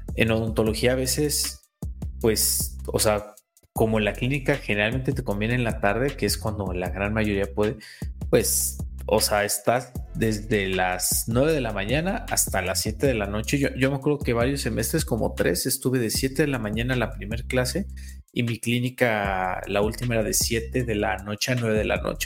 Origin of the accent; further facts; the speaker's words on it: Cuernavaca, Morelos, Mexico; moved away as an adult; also born or lived in Puebla; Yo soy originalmente de Cuernavaca, Morelos, estudié en Puebla